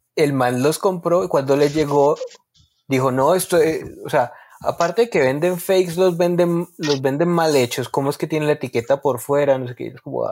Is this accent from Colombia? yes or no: yes; Colombia; nosotros como colombianos